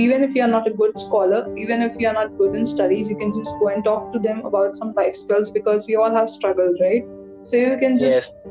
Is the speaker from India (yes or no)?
yes; Lucknow, Uttar Pradesh, India; moved away; my hometown in Lucknow